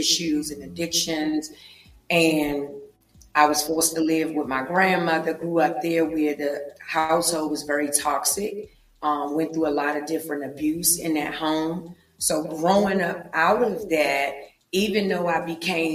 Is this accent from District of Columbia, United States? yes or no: yes; Washington, District of Columbia, United States; I am from Washington, D.C., born and raised, grew up in the projects of Southeast D.C.